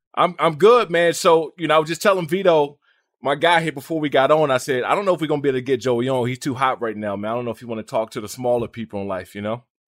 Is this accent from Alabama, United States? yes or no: no; Washington D.C. area, Maryland, United States; I grew up in Maryland, Washington D.C. area